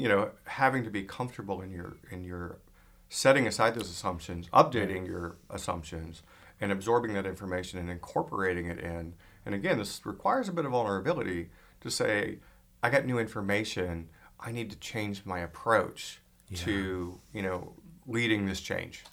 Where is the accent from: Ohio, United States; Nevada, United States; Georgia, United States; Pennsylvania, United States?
Georgia, United States; Atlanta; also born or lived in California / Texas; now in Maine, United States; I grew up in Atlanta, uh, lived in California, lived in Texas